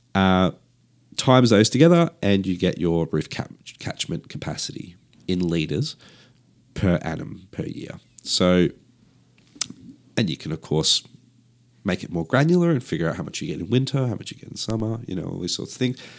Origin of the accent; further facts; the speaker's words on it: Perth, Western Australia, Australia; I grew up in Perth, uh, where Perth has, uh, yeah, quite a dry climate